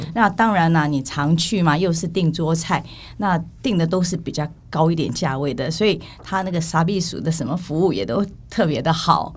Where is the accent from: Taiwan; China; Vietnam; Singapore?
Taiwan; also born or lived in Kinmen (family origin); 其实我也不是在金门出生，我是在台湾